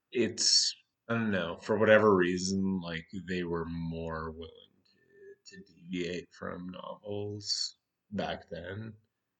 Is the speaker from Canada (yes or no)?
yes; Canada; We're Canadian.